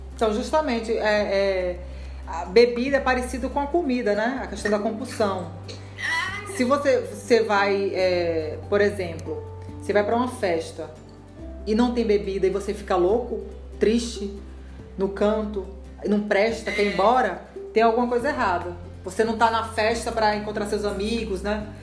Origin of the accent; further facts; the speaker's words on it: Rondônia, Brazil; moved away; eu fui criada lá em Rondônia